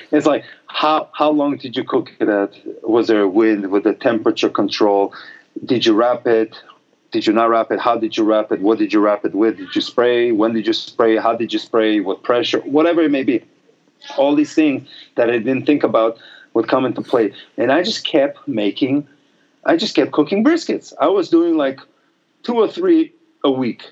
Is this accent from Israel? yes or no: yes; Israel; I'm from Israel